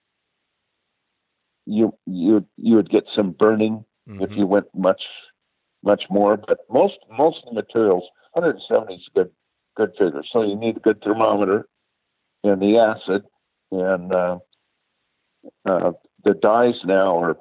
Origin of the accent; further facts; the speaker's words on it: Oregon, United States; I'm from Oregon.